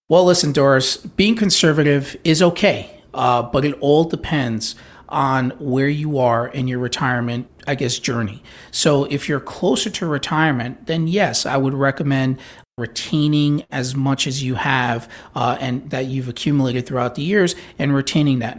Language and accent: English; New York, United States; now in Florida, United States; I grew up in New York